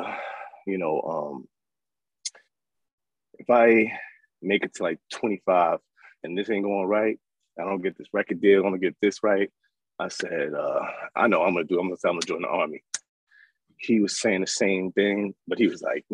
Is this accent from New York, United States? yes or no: yes; New York City, New York, United States; moved away; I'm from South Jamaica, Queens. I went to Jamaica High School, Queensboro College.